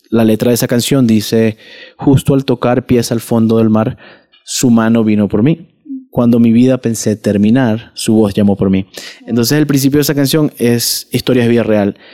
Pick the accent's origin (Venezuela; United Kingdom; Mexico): Venezuela